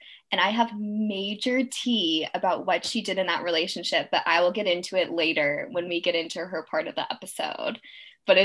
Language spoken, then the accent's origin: English; Southern California, United States; But we are from Southern California